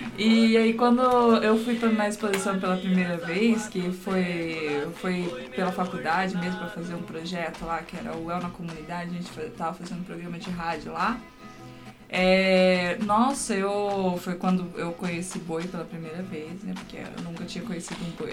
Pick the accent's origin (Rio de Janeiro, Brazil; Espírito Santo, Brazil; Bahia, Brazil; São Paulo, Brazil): São Paulo, Brazil; Votorantim; now in Londrina, Brazil; quando eu era pequena lá em, em Votorantim